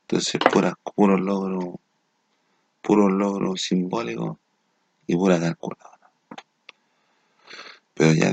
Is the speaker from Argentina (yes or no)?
no; Chile; nuestra postura, compadre, como chilenos